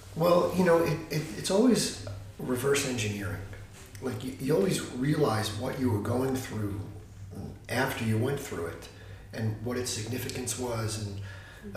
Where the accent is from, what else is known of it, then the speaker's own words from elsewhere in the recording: New York City, New York, United States; moved away as an adult; now in Santa Barbara, United States; I was living like a little New York City life. I'm from New York, and I struggled to put the New York City life together.